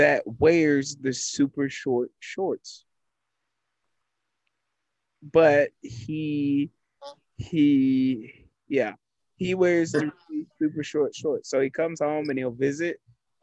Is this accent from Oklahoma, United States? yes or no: no; College Station, Texas, United States; I'm from this area, so I'm from Milliken, College Station